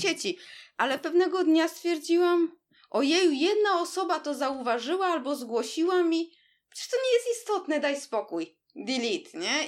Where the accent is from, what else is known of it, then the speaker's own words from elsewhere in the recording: Warsaw, Masovian Voivodeship, Poland; jesteśmy oboje z Warszawy